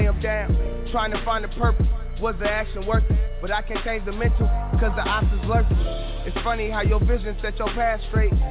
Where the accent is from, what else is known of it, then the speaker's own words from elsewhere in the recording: North Carolina, United States; I'm from North Carolina.